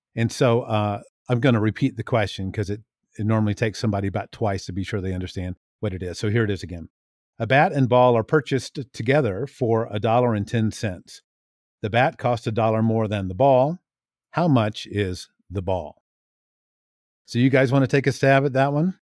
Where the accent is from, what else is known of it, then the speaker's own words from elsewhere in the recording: Tallahassee, Florida, United States; now in Billings, United States; I'm from Tallahassee, Florida, and I currently live near Billings, Montana